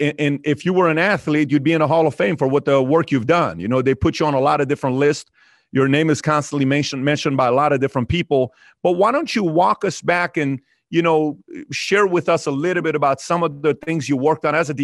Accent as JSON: {"language": "English", "country": "Iran", "moved": "yes", "said": "I'm from Iran"}